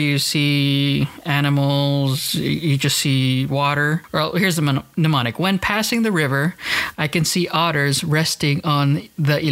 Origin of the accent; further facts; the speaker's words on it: United States; I am born and raised in America